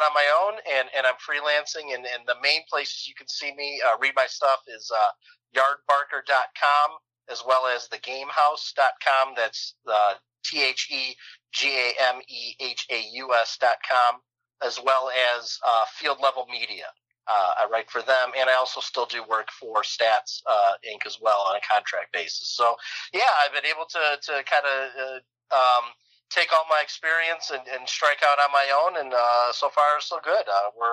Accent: Chicago, Illinois, United States; I'm from Chicago

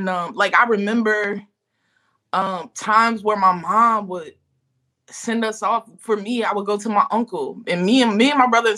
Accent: Louisiana, United States; I'm from Louisiana.

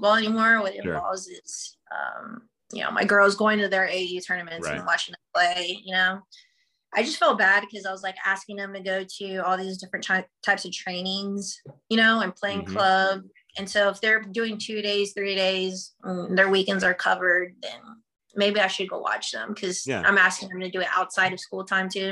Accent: Texas, United States; also born or lived in Garden City, Kansas / Anchorage, Alaska; I'm from Texas

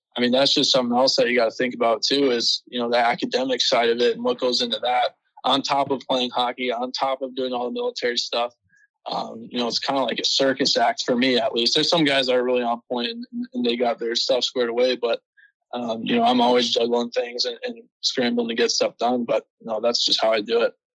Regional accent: California, United States; I started playing hockey when I was six. I'm from California. So I mean, as you can imagine, not a lot of ice out there, but right. fortunately enough, there's a rink five minutes from my house

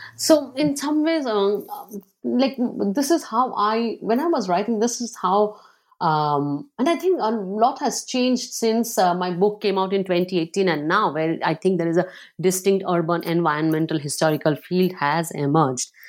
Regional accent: Kolkata, West Bengal, India; also born or lived in coal fields state outside Calcutta; now in Philadelphia, United States; I grew up partly in Calcutta. Like, I was born in, uh, in a state outside of Calcutta in the coal fields, extremely dry place. And then we moved to Calcutta

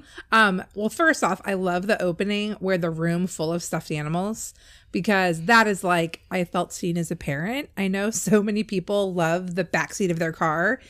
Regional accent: California, United States; I grew up in California

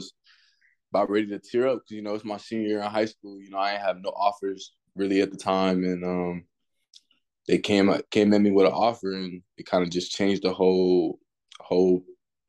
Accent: Houston, Texas, United States; I'm from Houston, Texas, but really, I've really been moving around like all my life. My stepdad was in the military, so we did a lot of moving from state to state.

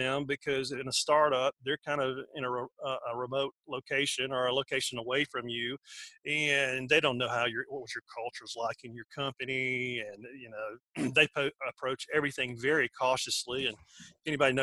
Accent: Georgia, United States; accent: southern

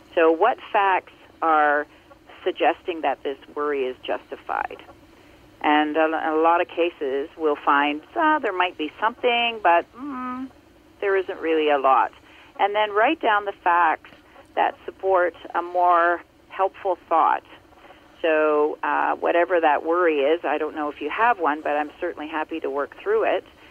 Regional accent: Ontario, Canada; also born or lived in Muskoka, Ontario; I grew up uh, in Ontario, and I now live in Muskoka, uh, in Ontario

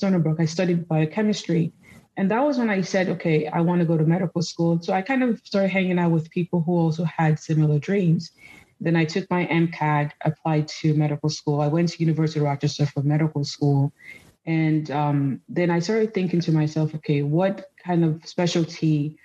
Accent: Nigeria; also born or lived in United States; now in New York, United States; So I was born in the U.S. to Nigerian parents. My parents came here to study. So they moved back to Nigeria in the 80s, the early 80s, after they had me and my siblings. So I grew up in Nigeria

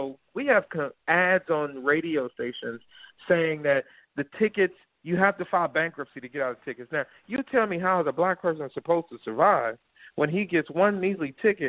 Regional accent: United States; But I'm a Black American. I was born here. I was raised here.

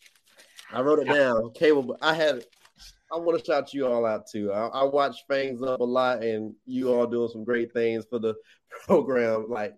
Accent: Orlando, Florida, United States; now in Nashville, United States; And although I'm up here in Nashville, Tennessee, currently I am an originator from Orlando, Florida.

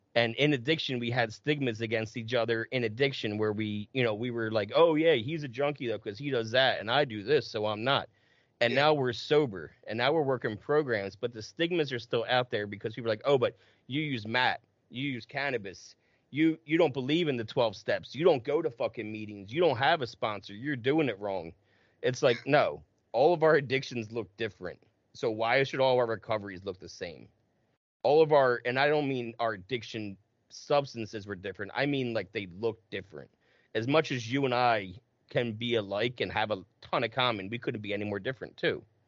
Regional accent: New Jersey, United States; We're both from Jersey

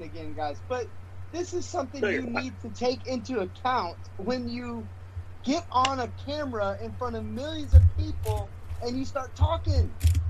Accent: Texas, United States; What's funny is you understand, I'm from Texas.

